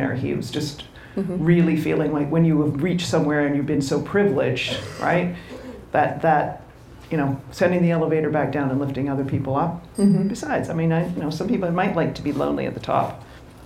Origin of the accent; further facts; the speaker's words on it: Canada; being Canadian and I don't know how to drive in the snow